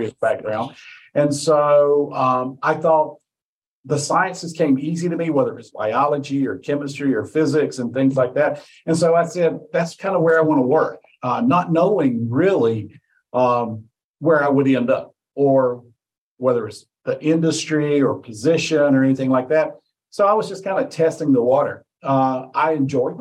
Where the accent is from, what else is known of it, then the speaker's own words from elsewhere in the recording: Mount Airy, North Carolina, United States; I was born in Mount Airy, North Carolina